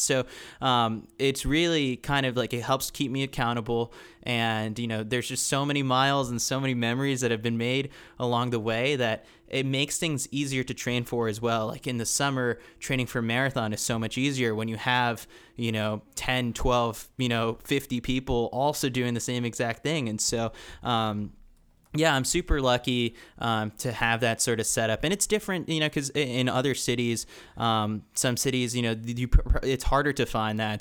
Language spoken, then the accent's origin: English; New York City, New York, United States; moved away as an adult; also born or lived in Milwaukee, Wisconsin; growing up in New York City